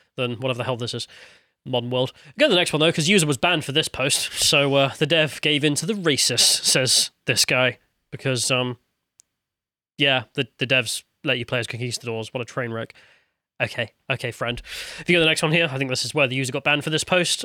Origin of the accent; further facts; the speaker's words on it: United Kingdom; as a British person